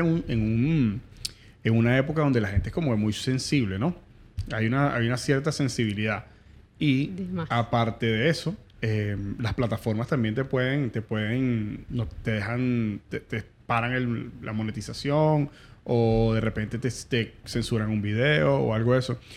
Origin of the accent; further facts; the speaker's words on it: Venezuela; moved away; Nosotros como venezolanos tenemos una, idiosincrasia